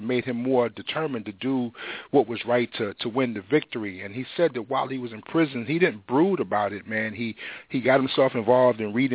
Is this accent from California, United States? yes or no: no; North Carolina, United States; moved away; also born or lived in New York; I was raised on the tobacco fields of North Carolina in a little small town called Chabrin, North Carolina